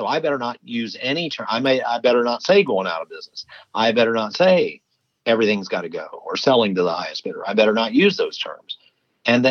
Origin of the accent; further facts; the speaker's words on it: Ohio, United States; Ohio, my home state